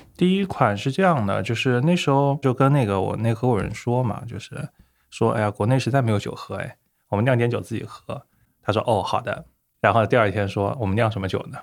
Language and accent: Chinese; Hangzhou, Zhejiang, China; also born or lived in United Kingdom; 对，对，对，杭州本地，土生土长，然后OK。加起来可能人生中的三十多年，大概只有两年不在杭州